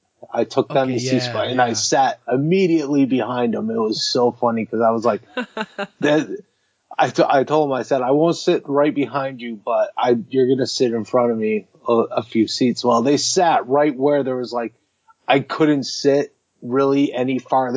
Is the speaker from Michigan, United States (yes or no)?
yes; Michigan, United States; also born or lived in Massachusetts; Yeah, I was born in Michigan. I moved a lot between Michigan and Massachusetts, so there was a lot of moving going on.